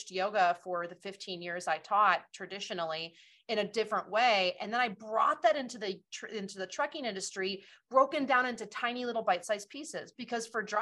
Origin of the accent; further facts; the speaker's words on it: Wisconsin, United States; my hometown here in Wisconsin